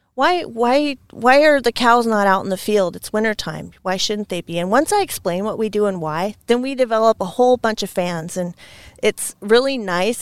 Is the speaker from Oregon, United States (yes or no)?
yes; Scappoose, Oregon, United States; I grew up near Scappoose, which is just outside of Portland